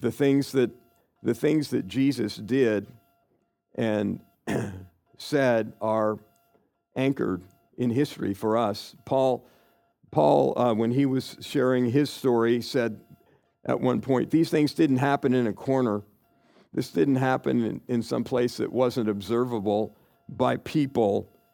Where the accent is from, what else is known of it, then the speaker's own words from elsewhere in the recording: Kansas, United States; I grew up in Kansas